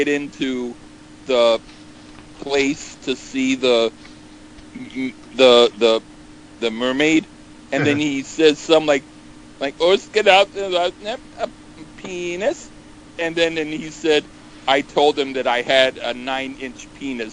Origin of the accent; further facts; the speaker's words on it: California, United States; now in New York, United States; Even though I was born in California, I'm now in New York